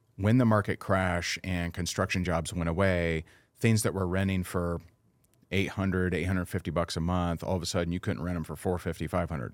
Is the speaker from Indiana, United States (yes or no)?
yes; Indiana, United States; now in Naples, United States; I am originally from Indiana, and I currently live in Naples, Florida.